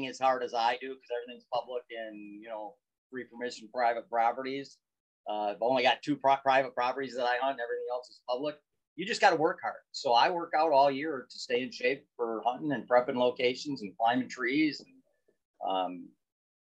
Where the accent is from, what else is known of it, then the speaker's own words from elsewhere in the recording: Michigan, United States; I am from Michigan.